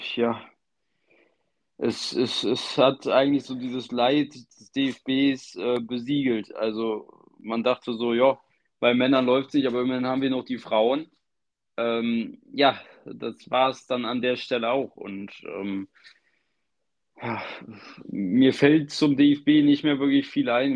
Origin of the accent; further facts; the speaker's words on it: Germany; als Deutscher